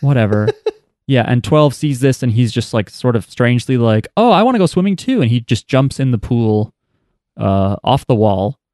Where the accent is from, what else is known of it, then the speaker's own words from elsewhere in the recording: New Jersey, United States; we're from New Jersey.